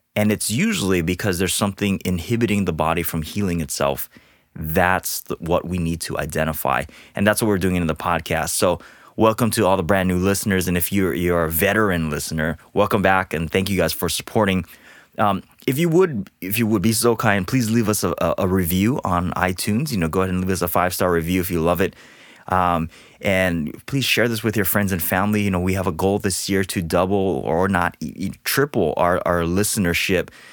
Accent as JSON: {"language": "English", "region": "Hawaii", "country": "United States", "tie": "born or raised there", "also_born_or_lived": "Portland, Oregon", "moved": "as an adult", "lives_now": "Southern California, United States", "said": "being born and raised in Hawaii"}